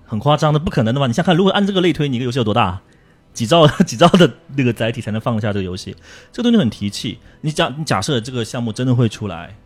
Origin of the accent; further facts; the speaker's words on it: China; 我们中国人做生意会很不克制